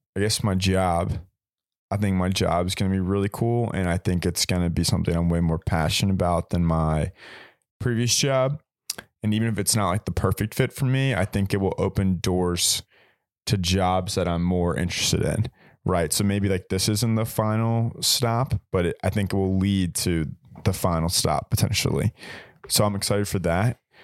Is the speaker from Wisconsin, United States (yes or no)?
no; Richmond, Virginia, United States; moved away as an adult; I'm from Richmond, so shout out eight oh four